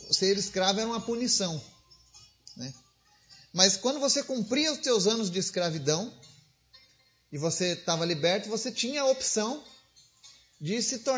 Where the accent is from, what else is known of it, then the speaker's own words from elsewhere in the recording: Rio Grande do Sul, Brazil; Eu, por exemplo, sou gaúcho. E sempre admirei a tradição gaúcha. Eu fui criado conhecendo essa tradição.